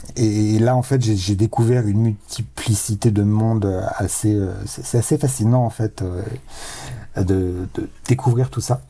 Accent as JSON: {"language": "French", "region": "Provence-Alpes-Côte d'Azur", "country": "France", "tie": "born or raised there", "said": "j'ai grandi dans les Hautes-Alpes"}